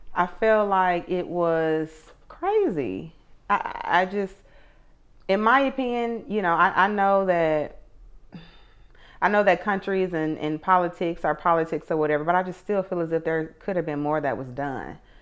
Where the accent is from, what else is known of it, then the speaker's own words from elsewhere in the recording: Atlanta, Georgia, United States; I'm from Atlanta, um, and I went to Tri Cities High School